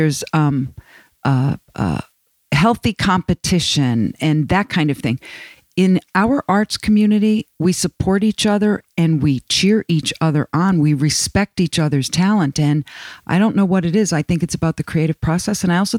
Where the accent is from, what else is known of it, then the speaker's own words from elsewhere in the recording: Northeastern Pennsylvania, United States; I'm from Northeastern Pennsylvania.